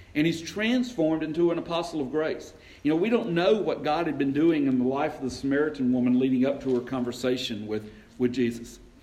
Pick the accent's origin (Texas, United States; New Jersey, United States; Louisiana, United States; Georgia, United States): Georgia, United States; LaGrange; I grew up up in LaGrange, just over the mountain